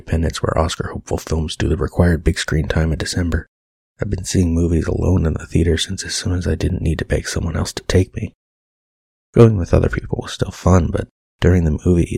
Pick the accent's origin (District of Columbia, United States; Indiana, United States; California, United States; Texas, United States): California, United States; Pasadena; Had the benefit of growing up in Pasadena, suburban Los Angeles as it were.